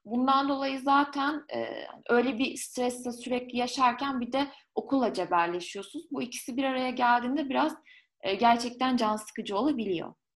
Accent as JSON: {"language": "Turkish", "region": "Ankara", "country": "Turkey", "also_born_or_lived": "Lyon, France", "moved": "as an adult", "said": "ben Ankaralıyım. 18 ee, yaşında Lyon'a taşındım."}